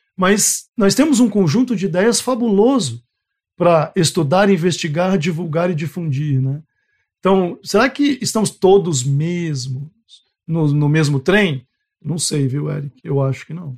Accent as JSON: {"language": "Portuguese", "region": "Goiás", "country": "Brazil", "moved": "yes", "lives_now": "Rondônia, Brazil", "said": "eu sou de Goiás"}